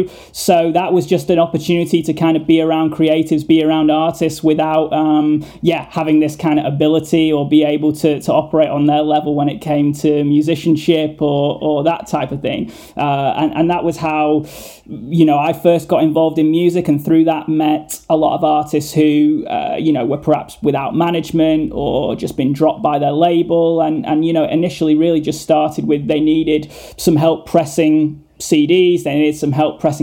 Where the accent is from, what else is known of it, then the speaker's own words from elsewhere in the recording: Blackpool, North West England, United Kingdom; where I was brought up in Blackpool.